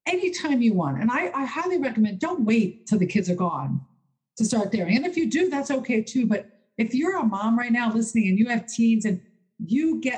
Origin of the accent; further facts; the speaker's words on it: Philadelphia, Pennsylvania, United States; my hometown, Philadelphia